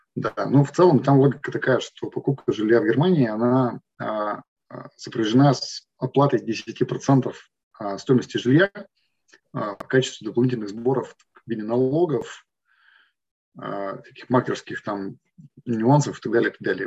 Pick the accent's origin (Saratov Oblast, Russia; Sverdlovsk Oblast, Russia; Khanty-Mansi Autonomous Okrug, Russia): Sverdlovsk Oblast, Russia; Yekaterinburg; also born or lived in Moscow / Cyprus; now in Germany; мы оба из Екатеринбурга, потом вместе поехали в Москву